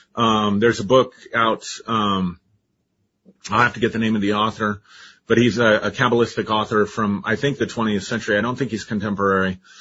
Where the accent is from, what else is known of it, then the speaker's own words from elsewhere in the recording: Colorado, United States; I grew up in Colorado, you know, and we have orange sunsets out here.